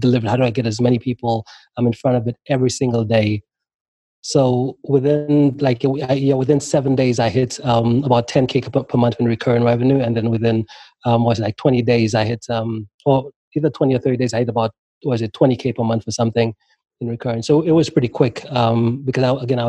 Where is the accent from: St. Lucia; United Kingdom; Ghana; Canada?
St. Lucia; moved away as an adult; also born or lived in Maryland, United States; now in United States; when I left St. Lucia, moved to the U.S., moved to there at like 18.